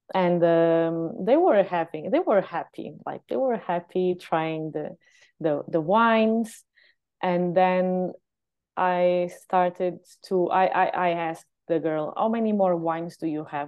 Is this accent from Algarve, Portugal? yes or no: yes; Lagos, Algarve, Portugal; also born or lived in Lisbon; here in my hometown